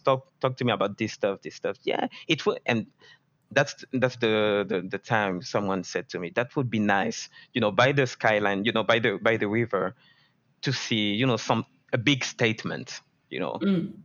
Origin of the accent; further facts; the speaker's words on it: France; I grew up in France